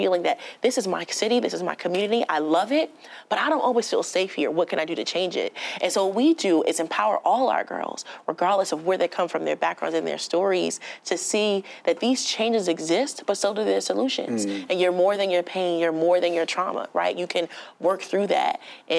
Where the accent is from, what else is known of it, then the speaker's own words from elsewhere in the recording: Newark, New Jersey, United States; I was born and raised in Newark